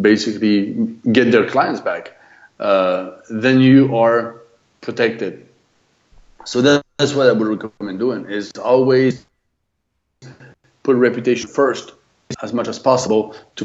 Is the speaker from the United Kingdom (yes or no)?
no; France; accent: French; English is a second language; moved away as an adult; also born or lived in United States; I'm French, lived in the US for 20 years, and now back in France